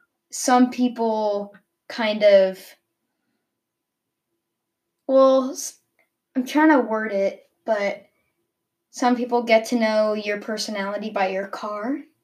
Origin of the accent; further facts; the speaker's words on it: Virginia, United States; I've stayed in 1 state and haven't really had a house in another state. So yeah, I'm still in Virginia.